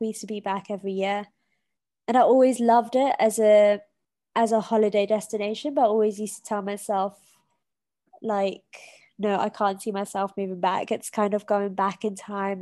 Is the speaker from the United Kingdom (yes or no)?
yes; United Kingdom; accent: British; moved away as an adult; now in Mombasa, Kenya; my accent which is a british accent